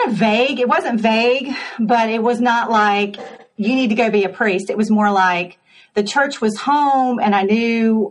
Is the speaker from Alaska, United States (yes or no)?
no; Jacksonville, Florida, United States; moved away as an adult; also born or lived in Spartanburg, South Carolina; now in Greenville, United States; I grew up in Jacksonville, Florida at St. Mark's Episcopal Church